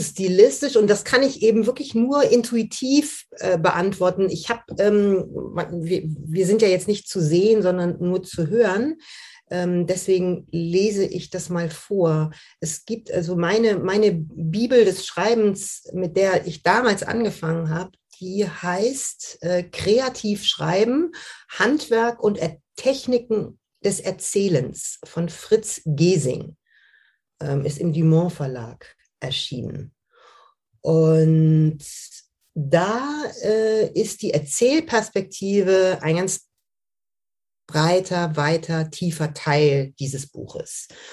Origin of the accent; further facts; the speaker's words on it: Düsseldorf, North Rhine-Westphalia, Germany; Ich bin im, im, in Düsseldorf aufgewachsen, im Rheinland